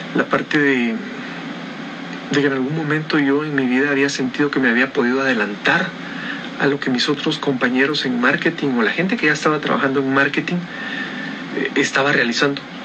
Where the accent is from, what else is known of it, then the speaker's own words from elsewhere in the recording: Guatemala; estoy en Guatemala, Centroamérica